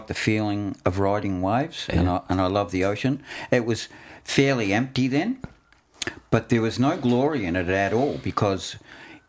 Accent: Yarraville, Victoria, Australia; I grew up in Yarraville and there weren't any waves there.

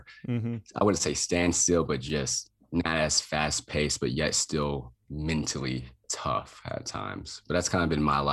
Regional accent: Lubbock, Texas, United States; moved away as an adult; also born or lived in Boulder, Colorado; I went back to my hometown, Texas Tech in Lubbock, Texas

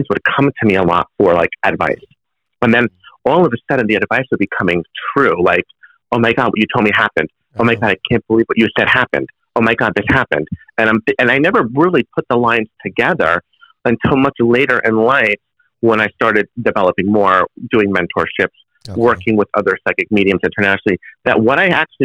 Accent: New Jersey, United States; I'm born and raised in New Jersey

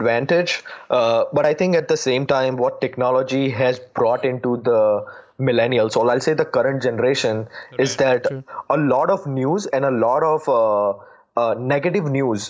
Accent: India; moved away as an adult; now in United States; I'm from India.

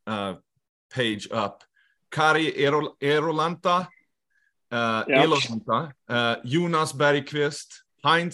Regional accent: Leksand, Dalarna County, Sweden; So I grew up in Leksand

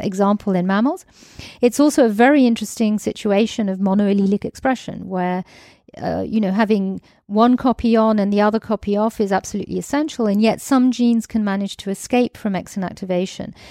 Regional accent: United Kingdom; also born or lived in Greece; now in France; I'm British, I'm actually half Greek

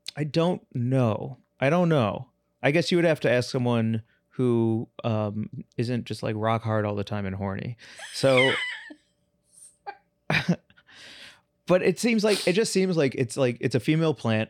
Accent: St. Louis, Missouri, United States; I'm from Saint Louis, too.

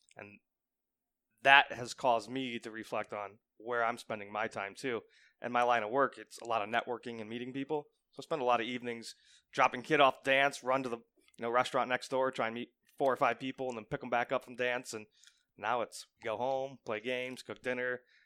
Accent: Seville, Ohio, United States; I grew up in Seville, Ohio. So, I've been there my entire life other than a quick stint in the Marine Corps.

